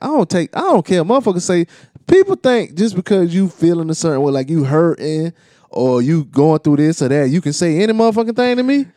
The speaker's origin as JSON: {"language": "English", "country": "United States", "said": "I'm from Carolina"}